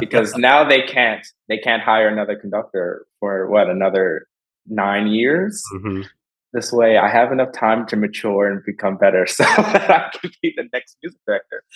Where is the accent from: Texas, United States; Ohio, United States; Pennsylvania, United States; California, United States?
Pennsylvania, United States; Philadelphia; moved away as an adult; now in Detroit, United States; I'm from Philadelphia